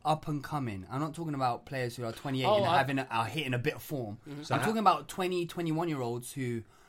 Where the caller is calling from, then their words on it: Brazil; I'm speaking from Brazil here